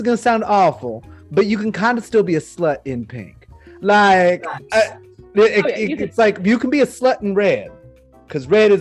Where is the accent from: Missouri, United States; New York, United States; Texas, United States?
Texas, United States; South; also born or lived in Houston; I grew up in South Texas